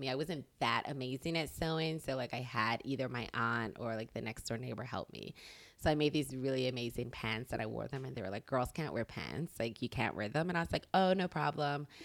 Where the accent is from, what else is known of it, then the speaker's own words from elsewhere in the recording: Bermuda; I'm from Bermuda, it's okay. an island.